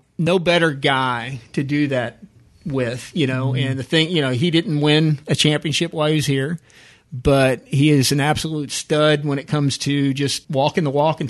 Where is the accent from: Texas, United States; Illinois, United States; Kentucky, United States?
Texas, United States; Houston; I grew up in Houston